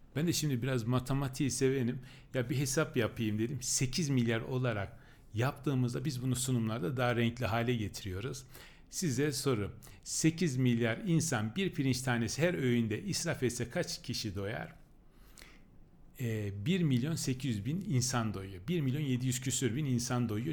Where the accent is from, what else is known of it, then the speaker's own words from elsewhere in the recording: Çamlıhemşin, Rize Province, Turkey; now in Ankara, Turkey; ben Rize Çamlı hemşinliyim